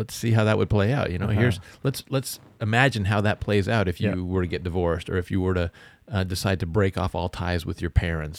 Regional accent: Canada; You know, like I'm Canadian, right?

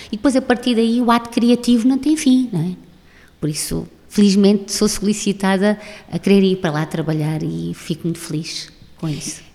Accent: Alentejo, Portugal; nós, enquanto alentejanos e enquanto portugueses

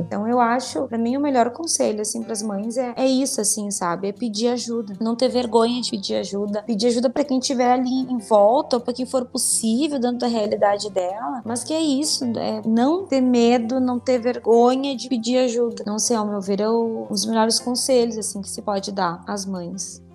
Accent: Rio Grande do Sul, Brazil; eu sou aqui do, do Rio Grande do Sul

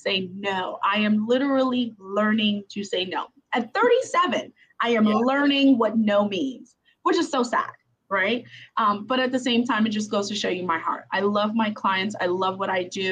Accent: New York City, New York, United States; now in Maryland, United States; I'm from Brooklyn, New York, which is super city, but I'm not a city girl.

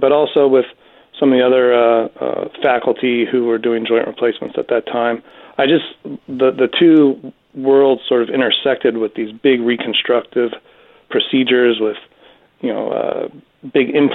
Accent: Los Angeles, California, United States; I'm a native Southern Californian. I grew up here in Los Angeles, out in the San Fernando Valley

